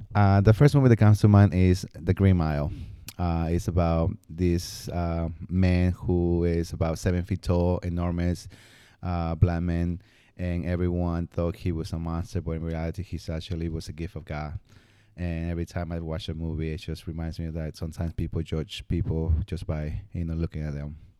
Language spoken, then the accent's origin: English; Peru; moved away; growing up in Peru